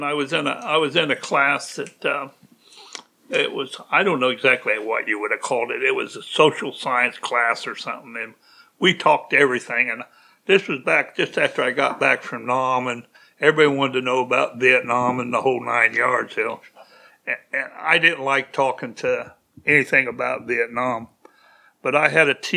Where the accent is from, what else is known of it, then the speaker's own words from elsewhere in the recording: Danville, Illinois, United States; I grew up in Danville, Illinois, in the good days.